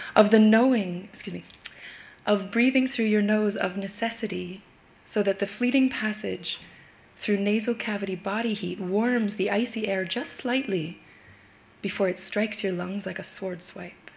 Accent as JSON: {"language": "English", "region": "Yukon", "country": "Canada", "tie": "born or raised there", "moved": "yes", "lives_now": "Brooklyn, United States", "said": "I was raised in the Yukon Territory in the northwest of Canada"}